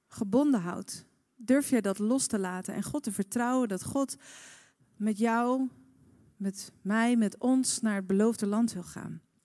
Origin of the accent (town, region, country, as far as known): Netherlands